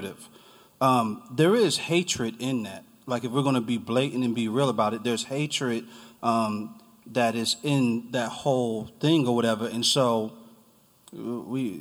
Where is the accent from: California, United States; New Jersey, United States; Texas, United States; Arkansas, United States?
New Jersey, United States; now in Charlottesville, United States; I'm from New Jersey